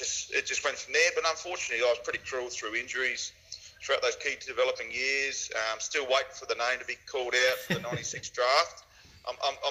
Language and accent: English; Whyalla, South Australia, Australia; moved away; I grew up in Wyala, 4 hours north of Adelaide